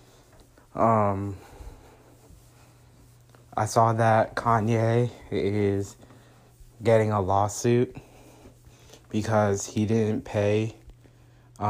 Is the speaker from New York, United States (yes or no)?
yes; New York City, New York, United States; I was born in Queens